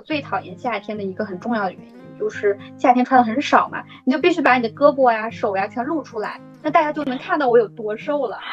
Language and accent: Chinese; Shanghai, China; 作为一个土生土长的上海人